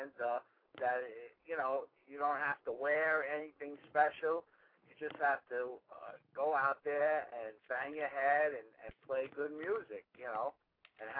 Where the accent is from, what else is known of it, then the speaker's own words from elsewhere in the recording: New York City, New York, United States; we're from Brooklyn